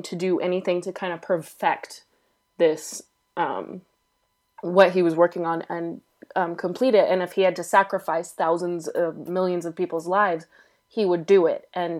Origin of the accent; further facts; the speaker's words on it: United States; I'm American